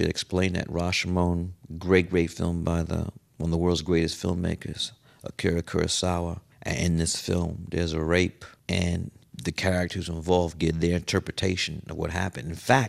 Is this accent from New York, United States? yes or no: yes; New York City, New York, United States; I said, I'm from Fort Greene.